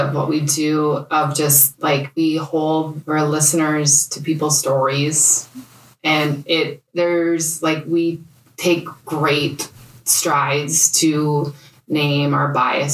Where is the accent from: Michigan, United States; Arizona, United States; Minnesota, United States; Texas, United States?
Minnesota, United States; Bemidji; moved away as an adult; also born or lived in India / Guatemala; now in Minnetonka, United States; I grew up in Bemidji